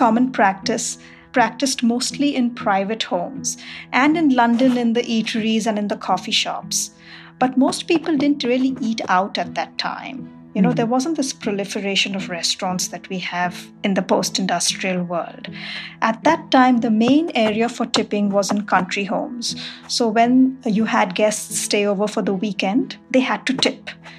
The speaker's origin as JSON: {"language": "English", "town": "Mumbai", "region": "Maharashtra", "country": "India", "moved": "as an adult", "lives_now": "Knoxville, United States", "said": "I live in Knoxville, Tennessee, and I moved here 10 years ago from Bombay, India."}